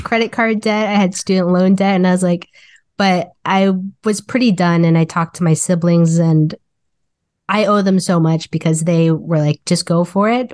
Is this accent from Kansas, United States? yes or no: yes; Wichita, Kansas, United States; moved away as an adult; now in Kansas City, Missouri, United States; I was born and raised in Wichita, Kansas